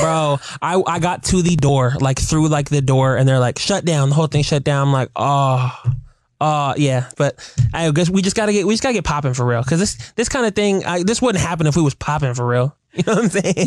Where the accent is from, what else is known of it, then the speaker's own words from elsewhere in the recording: Seattle, Washington, United States; as a kid growing up in Seattle playing baseball